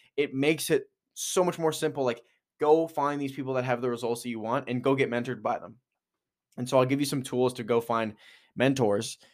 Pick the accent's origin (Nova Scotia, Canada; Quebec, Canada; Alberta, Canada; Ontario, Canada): Alberta, Canada; Edmonton; moved away; also born or lived in Kelowna, British Columbia; being from Edmonton, moving to Kelowna